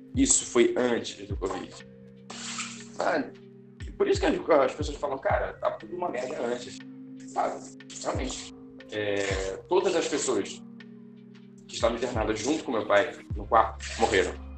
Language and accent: Portuguese; Rio de Janeiro, Brazil; moved away as an adult; also born or lived in Guarapari / Vitória / Espírito Santo; Eu sou nascido, eu sou nascido e criado no Rio de Janeiro